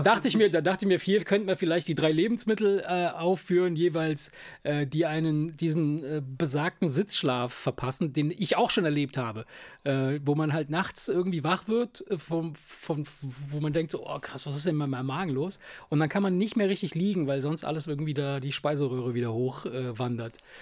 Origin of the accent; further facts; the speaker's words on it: Rhineland, Germany; Wir, wir kommen ja aus dem Rheinland